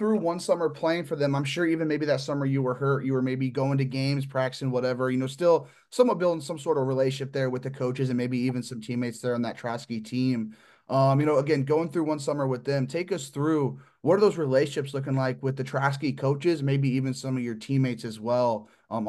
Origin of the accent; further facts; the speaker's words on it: Midwest, United States; But being very West Coast based, again, I'm from the Midwest.